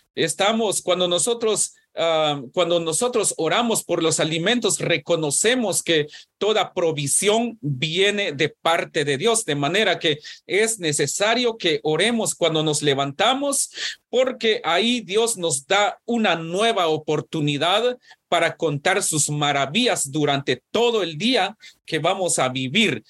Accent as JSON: {"language": "Spanish", "country": "Guatemala", "tie": "born or raised there", "said": "cuando yo nací, en Guatemala, por lo menos en mi pueblo"}